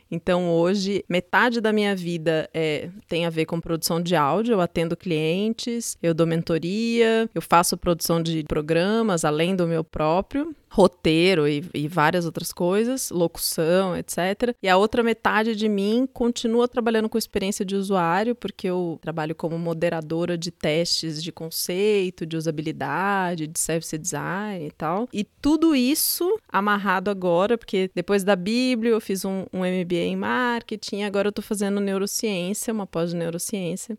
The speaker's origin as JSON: {"language": "Portuguese", "region": "São Paulo", "country": "Brazil", "tie": "born or raised there", "also_born_or_lived": "Juiz de Fora, Minas Gerais / Curitiba, Paraná", "said": "Eu nasci em Juiz de Fora, Minas Gerais, é, mas eu só nasci lá. Eu fui para Curitiba com um ano de idade. Quando eu tinha oito, nove anos, vim para São Paulo e desde então moro em São Paulo."}